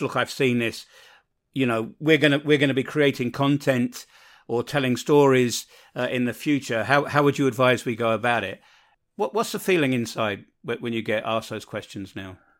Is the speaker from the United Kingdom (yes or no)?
yes; London, United Kingdom; moved away; I come from London, so there's always infighting between whether you're a, a northerner, a southerner, uh, an eastender or a westender, and, and I'm a westender